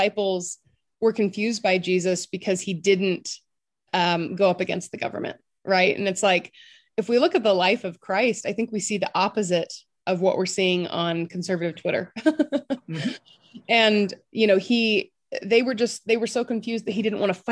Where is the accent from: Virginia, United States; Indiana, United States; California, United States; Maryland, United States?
California, United States; moved away as an adult; also born or lived in Tulsa, Oklahoma; I'm from California